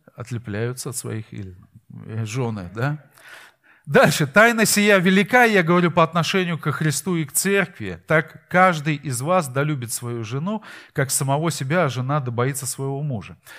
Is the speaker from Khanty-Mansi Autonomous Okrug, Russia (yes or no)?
no; Saint Petersburg, Russia; мы из Питера